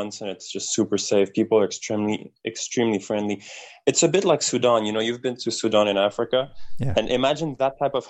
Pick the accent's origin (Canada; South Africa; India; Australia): Canada; as a Canadian